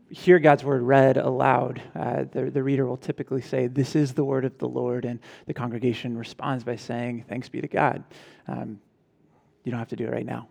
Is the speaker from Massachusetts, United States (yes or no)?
no; California, United States; my home state